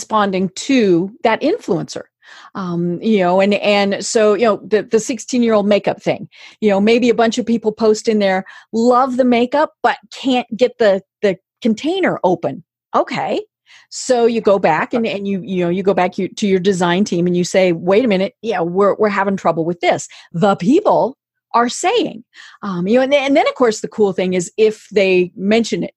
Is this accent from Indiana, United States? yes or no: no; Colorado, United States; I'm from Colorado